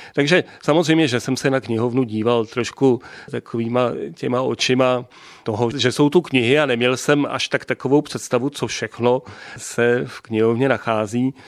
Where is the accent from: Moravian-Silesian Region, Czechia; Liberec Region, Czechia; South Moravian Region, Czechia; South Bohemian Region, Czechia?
South Bohemian Region, Czechia; České Budějovice; Čech od narození Budovičák